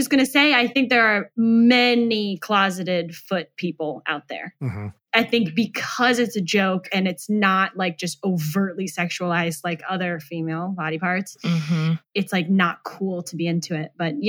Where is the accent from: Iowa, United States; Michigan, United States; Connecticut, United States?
Iowa, United States; now in Los Angeles, United States; I'm from Iowa